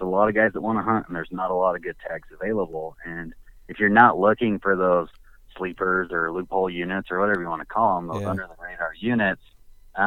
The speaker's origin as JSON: {"language": "English", "region": "Utah", "country": "United States", "said": "I'm from Utah"}